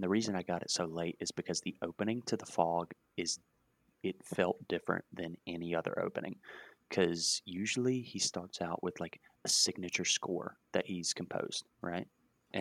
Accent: United States; I've grown up in America. I'm very American

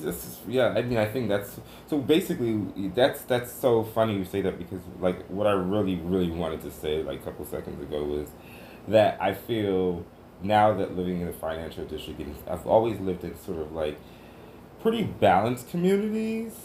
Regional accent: New York City, New York, United States; Growing up in New York City and being here right now

